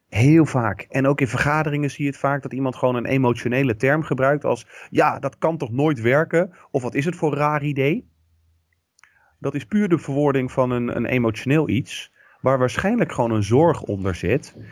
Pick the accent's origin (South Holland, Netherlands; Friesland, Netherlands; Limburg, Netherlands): South Holland, Netherlands; Rotterdam; ik kom uit Rotterdam.